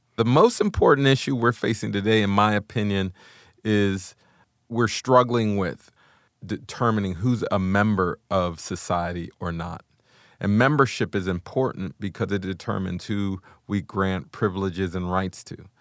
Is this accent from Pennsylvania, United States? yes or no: yes; Wilkinsburg, Pennsylvania, United States; I grew up in Wilkinsburg, Pennsylvania, which is right on the inside of Pittsburgh, Pennsylvania